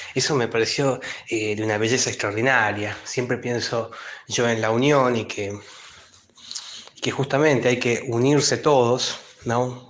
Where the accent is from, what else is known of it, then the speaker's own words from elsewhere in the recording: Tucumán, Argentina; moved away as an adult; now in Buenos Aires, Argentina; yo recién llegaba a Buenos Aires, pues yo soy de Tucumán en realidad, y tenía 19 años